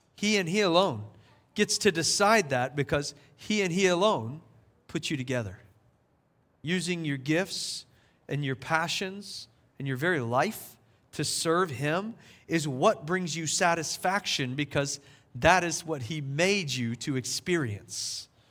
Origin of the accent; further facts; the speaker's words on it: South Carolina, United States; now in Asheville, United States; We learned it in high school when I was growing up in South Carolina.